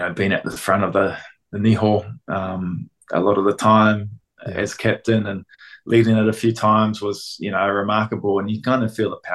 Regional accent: Auckland, New Zealand; I grew up in South Auckland and counties, went to Rosehill College

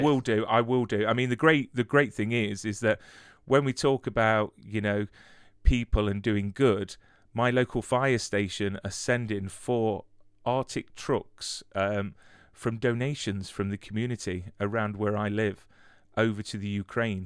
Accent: United Kingdom; as British people

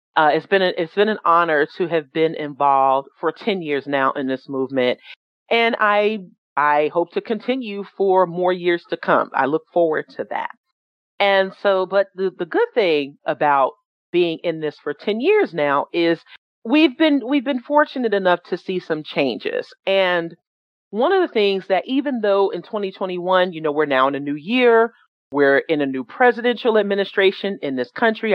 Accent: New York City, New York, United States; I was born and raised in New York City uh, from Jamaica, Queens

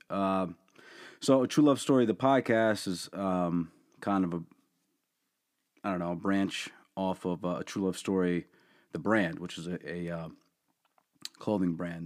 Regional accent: Allentown, Pennsylvania, United States; born and raised in Allentown

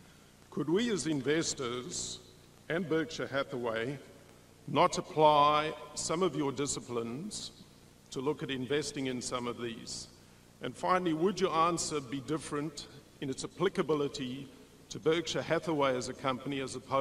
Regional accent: Sydney, New South Wales, Australia; I'm a shareholder from Sydney, Australia.

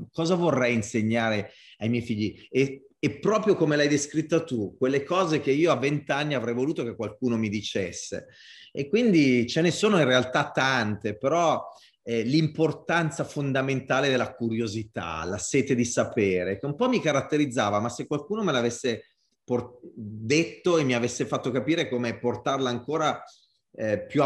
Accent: Italy; accent: Italian; vulcanicità, l'italiana, col mio accento, col mio body language, è tutto connesso in un unico mix.

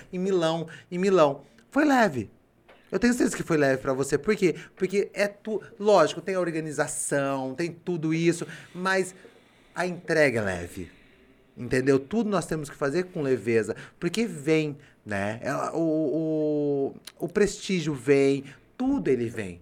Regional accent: Limeira, São Paulo, Brazil; eu vim do Abílio Pedro

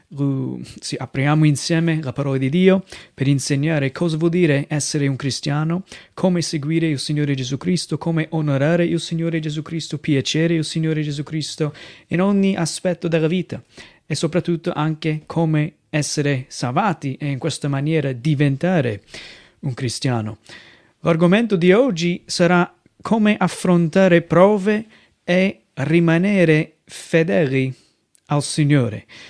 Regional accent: United States; Italian is a second language; moved away as an adult; also born or lived in Venice Mestre, Italy; now in Mestre, Italy; vengo dagli Stati Uniti

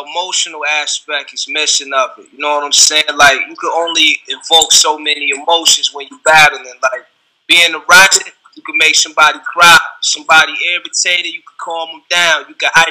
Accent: Rochester, New York, United States; I'm from the East Side.

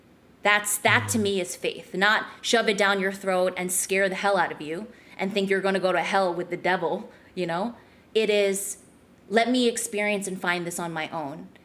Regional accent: New Jersey, United States; I grew up in New Jersey

